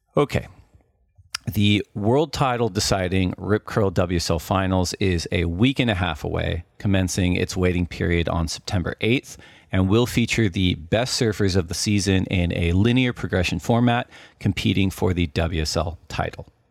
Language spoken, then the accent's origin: English; Orange County, California, United States; growing up in Orange County